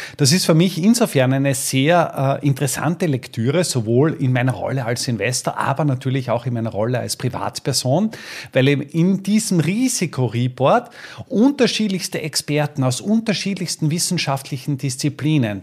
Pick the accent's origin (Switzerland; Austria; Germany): Austria; Styria; hier bei uns in der Steiermark